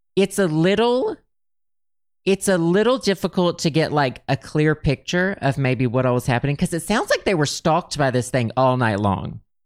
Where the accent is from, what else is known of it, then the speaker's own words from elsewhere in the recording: Arkansas, United States; I grew up in Arkansas.